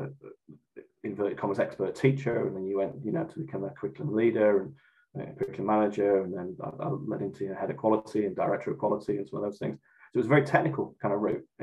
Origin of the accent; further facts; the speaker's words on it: Morecambe, North West England, United Kingdom; moved away as an adult; also born or lived in Newcastle upon Tyne; now in Great Yarmouth, United Kingdom; I'm originally from Morecambe up in Lancashire